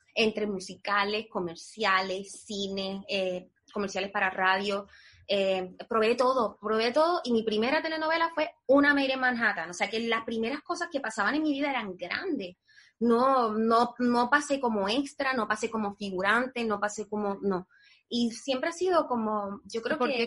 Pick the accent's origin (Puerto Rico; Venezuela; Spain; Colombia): Puerto Rico; moved away as an adult; now in United States; nosotros los puertorriqueños